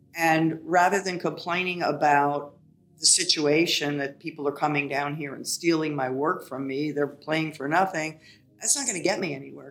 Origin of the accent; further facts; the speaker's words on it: Ohio, United States; also born or lived in New York; now in Florida, United States; I'm from Ohio. We have so much snow there